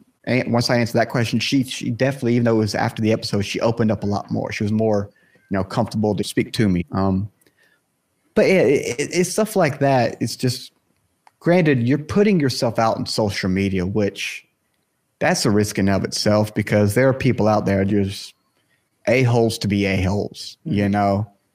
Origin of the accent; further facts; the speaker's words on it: the South, United States; and again, I'm from the South here in the state.